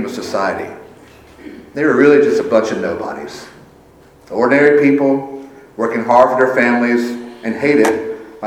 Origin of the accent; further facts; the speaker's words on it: Sumter, South Carolina, United States; I'm from Sumter.